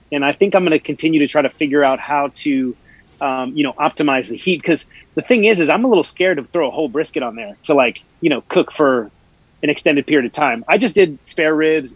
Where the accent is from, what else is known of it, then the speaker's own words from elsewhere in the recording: United States; as an American and being in America